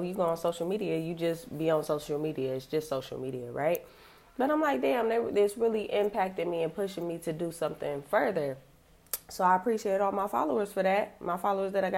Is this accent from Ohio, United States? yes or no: yes; Cleveland, Ohio, United States; I am from Cleveland, Ohio.